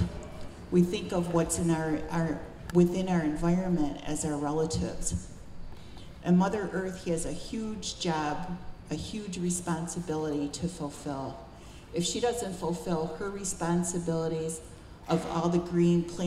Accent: Buffalo, New York, United States; also born or lived in Cattaraugus Reservation, New York; By three, my family had moved to Buffalo

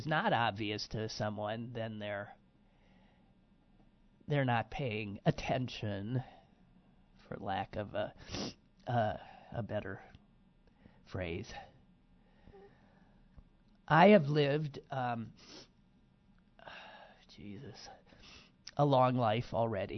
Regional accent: Wisconsin, United States; my home state of Wisconsin

